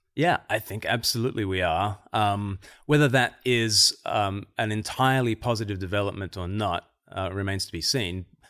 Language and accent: English; Australia; moved away; I'm from Australia originally